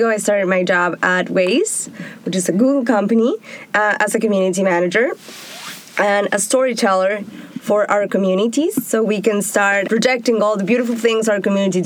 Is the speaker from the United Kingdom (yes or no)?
no; Argentina; moved away as an adult; also born or lived in Tel Aviv, Israel; now in Israel; I'm from Argentina, raised and born. I moved to Tel Aviv in 2011